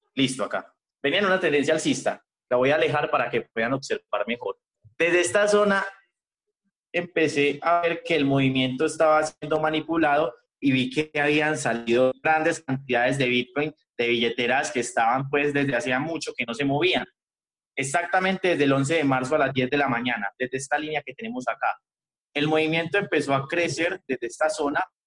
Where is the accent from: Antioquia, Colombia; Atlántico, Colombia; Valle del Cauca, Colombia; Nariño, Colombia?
Antioquia, Colombia; Medellín; yo soy de Medellín, Colombia.